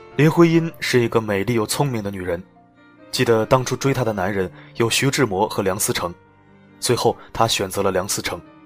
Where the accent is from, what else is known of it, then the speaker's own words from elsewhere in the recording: Shanghai, China; 我们上海人